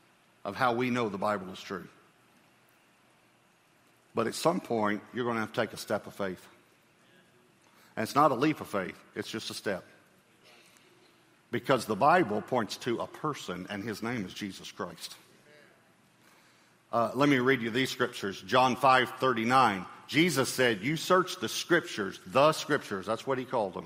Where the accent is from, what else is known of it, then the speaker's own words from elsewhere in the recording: Texas, United States; I'm a Texan, so I love Texas